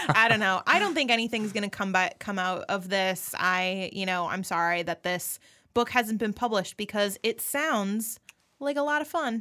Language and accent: English; Midwest, United States; I was raised by lesbians in the Midwest